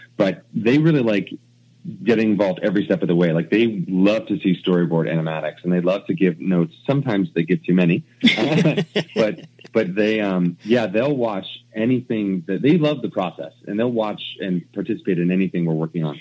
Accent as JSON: {"language": "English", "region": "New Jersey", "country": "United States", "tie": "born or raised there", "moved": "as an adult", "lives_now": "Vancouver, Canada", "said": "when we grew up in New Jersey"}